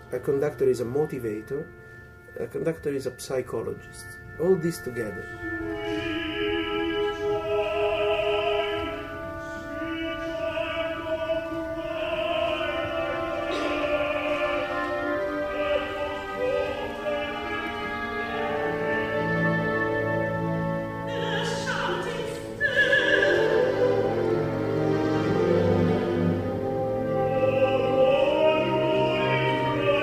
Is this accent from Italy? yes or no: yes; Italy; as soon as I went to the primary school in my hometown